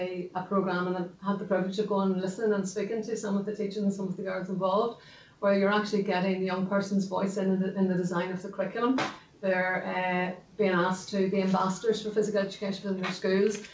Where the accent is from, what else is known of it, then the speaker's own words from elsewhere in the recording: Armagh, Northern Ireland, United Kingdom; I'm from Armagh myself